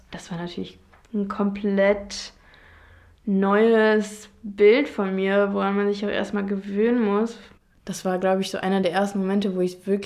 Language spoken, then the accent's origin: German; Cologne, North Rhine-Westphalia, Germany; Also ich komme aus Köln und freue mich halt immer, wenn ich den Rhein und den Dom und einfach Köln